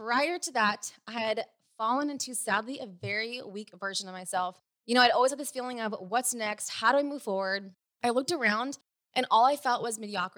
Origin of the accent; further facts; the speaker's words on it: Sacramento, California, United States; now in Newport Beach, United States; I was raised in the Sacramento area in Northern California